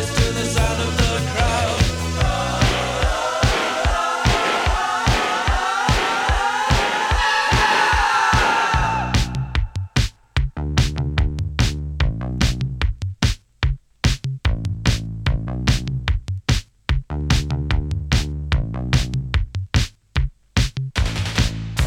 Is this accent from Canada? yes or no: no; Newcastle upon Tyne, North East England, United Kingdom; I was in Newcastle